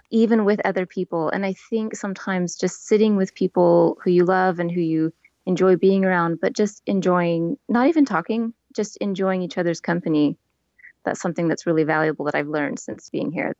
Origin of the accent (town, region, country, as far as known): Portland, Oregon, United States; moved away as an adult; now in Turku, Finland